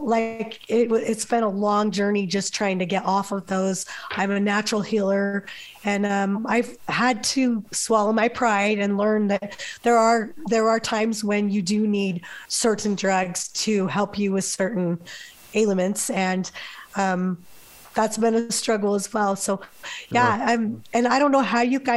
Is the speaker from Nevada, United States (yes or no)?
yes; Las Vegas, Nevada, United States; moved away; also born or lived in New Harmony, Utah; I'm from Las Vegas originally